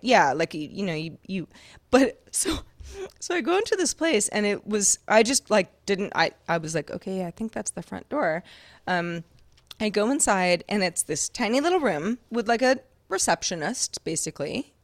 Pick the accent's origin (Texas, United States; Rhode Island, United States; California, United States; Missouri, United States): California, United States; Sonoma County; I grew up in Sonoma County, California